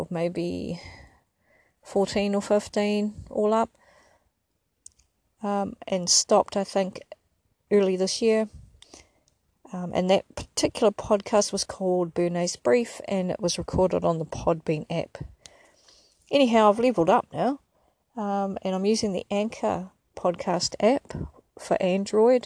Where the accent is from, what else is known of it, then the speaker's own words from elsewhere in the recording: Porirua, Wellington, New Zealand; moved away as an adult; now in Ipswich, Australia; I am an Indigenous Māori New Zealander.